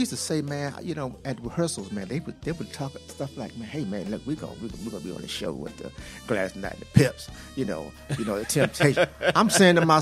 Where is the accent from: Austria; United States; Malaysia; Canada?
United States; Washington, District of Columbia; He and I grew up in Southwest together